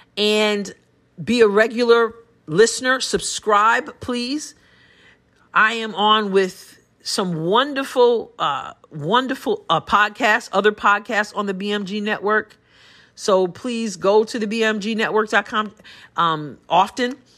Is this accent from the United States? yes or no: yes; United States; I'm a Christian before I'm anything else, before I'm an American even